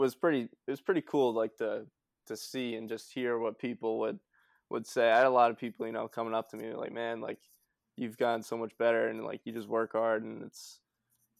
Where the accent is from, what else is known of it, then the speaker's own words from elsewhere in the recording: United States; my hometown's a small town, like on the border of Mass and Round